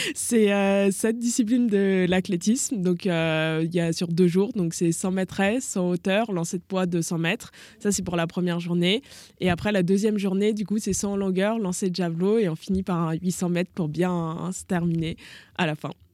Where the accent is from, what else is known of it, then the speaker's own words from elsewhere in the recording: Lyon, Auvergne-Rhône-Alpes, France; moved away; also born or lived in Toulon; moi je viens de Lyon, donc Lyon euh, à la grande époque de l'OL